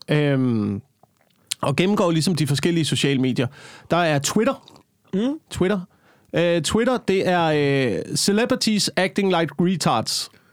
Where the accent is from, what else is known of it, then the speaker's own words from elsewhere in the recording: Slagelse, Zealand, Denmark; now in Copenhagen, Denmark; Slagelse, hvor jeg kommer fra